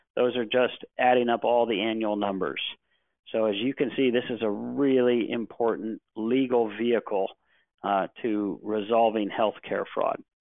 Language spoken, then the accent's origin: English; Cleveland, Ohio, United States; I was born and raised in Cleveland, Ohio